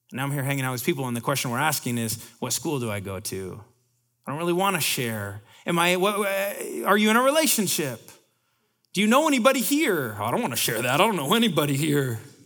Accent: Bellingham, Washington, United States; now in Seattle, United States; I'm from Bellingham

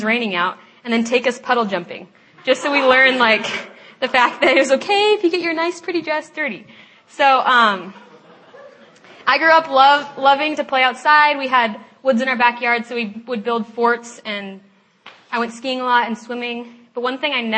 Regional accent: Lake Oswego, Oregon, United States; now in Seattle, United States; I'm from Lake Oswego, Oregon, and I grew up with an awesome family

